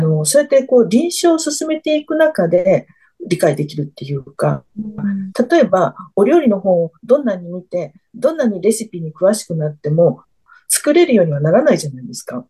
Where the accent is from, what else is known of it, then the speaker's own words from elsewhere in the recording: Tokyo, Japan; now in Fukuoka, Japan; 東京生まれの東京育ちですので